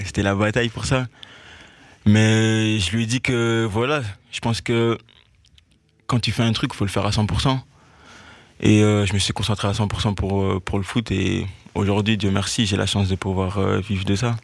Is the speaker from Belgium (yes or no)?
yes; Liège, Wallonia, Belgium; J'ai toujours été dans les clubs de, ma région. Enfin, je viens de Liège